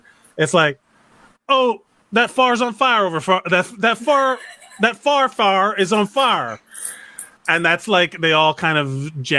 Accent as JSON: {"language": "English", "town": "Miami", "region": "Florida", "country": "United States", "accent": "Miami", "said": "when I'm around other Miami people, my Miami accent comes"}